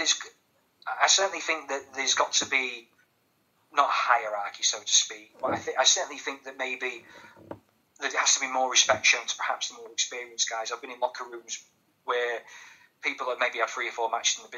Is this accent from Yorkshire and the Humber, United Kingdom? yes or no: yes; Grimsby, Yorkshire and the Humber, United Kingdom; I'm from Grimsby as well